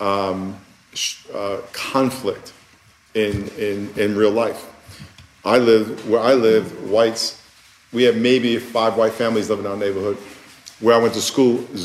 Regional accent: New York, United States; I'm from New York.

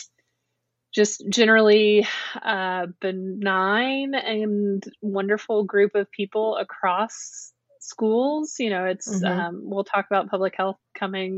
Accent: North Carolina, United States; also born or lived in Chapel Hill / Baltimore; I'm from North Carolina. I was raised here and I came through the public school system in North Carolina

